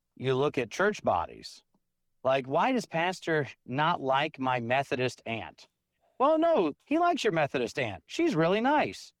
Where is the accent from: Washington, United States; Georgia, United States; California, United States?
Georgia, United States; now in Tomball, TX, United States; when I grew up in Georgia